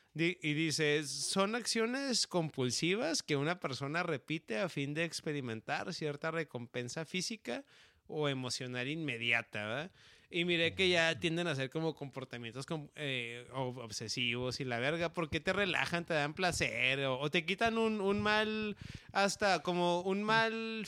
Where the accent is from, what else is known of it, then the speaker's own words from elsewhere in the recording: northern Mexico, Mexico; mexicano del norte